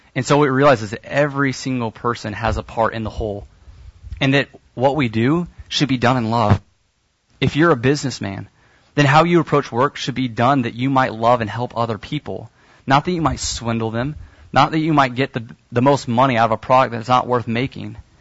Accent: Kansas City, United States; I'm from Kansas City, and so my parents have a garden

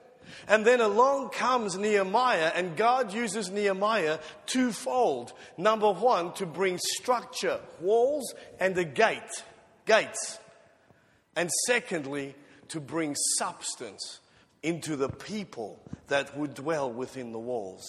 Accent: South Africa; moved away; When I immigrated from South Africa to here, one of the first things I noticed was that there were no fences, no gates, and no burglar bars on the windows.

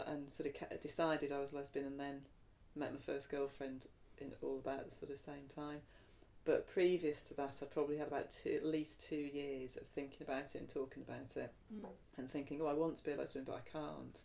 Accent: United Kingdom; moved away as an adult; also born or lived in the Midlands; I grew up in the Midlands to start off with, till I was nine, different places. And then my mum and dad moved down to south of London. So I lived there till I was 18

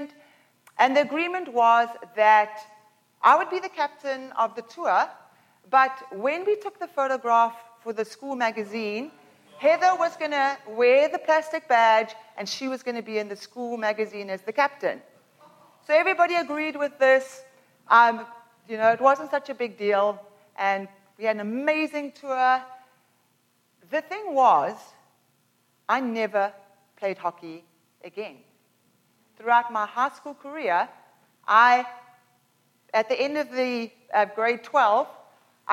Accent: Pinetown, Durban, KwaZulu-Natal, South Africa; now in Canada; When I was 12 years old, I used to live in Pinetown, and we moved from Pinetown to Durban, so basically from like Mississauga to Milton.

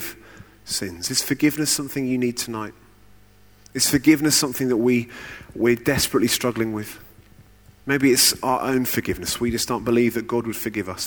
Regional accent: United Kingdom; I'm quite British

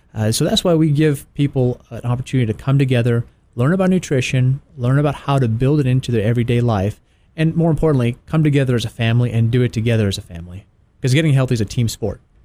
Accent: Tennessee, United States; now in Atlanta, United States; I grew up in Tennessee

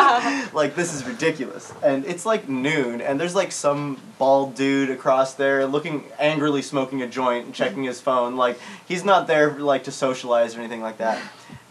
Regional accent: Oregon, United States; I am from Oregon.

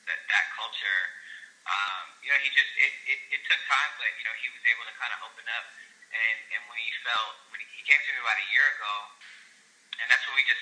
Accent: Bay Area, California, United States; we're both from the Bay Area

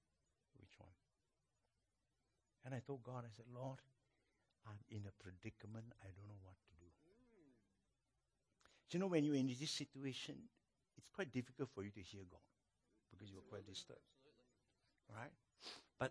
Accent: Malaysia; I'm from Malaysia

